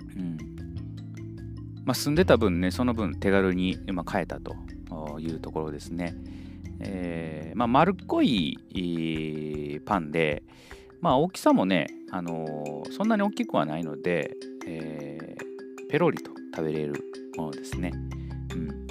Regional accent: Kyoto, Japan; moved away; 私はあの京都で育ったので

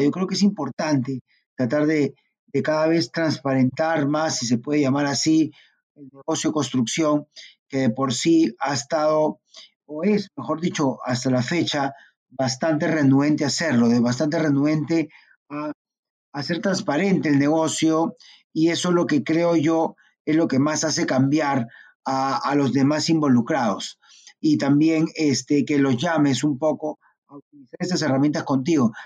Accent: Peru

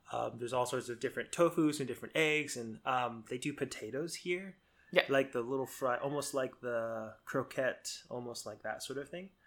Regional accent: South Florida, United States; moved away; I grew up in South Florida

